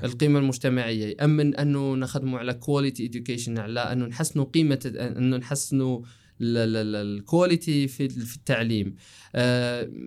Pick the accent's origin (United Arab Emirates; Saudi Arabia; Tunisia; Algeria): Algeria; قلنا انتو جزائريين قلنا له ايه